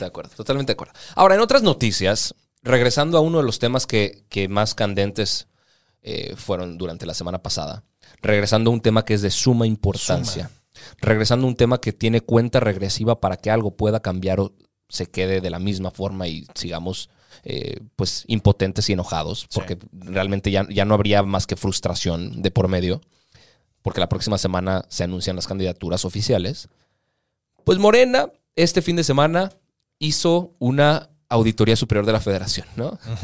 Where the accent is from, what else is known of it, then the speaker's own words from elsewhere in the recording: Mexico; para nosotros como ciudadanos mexicanos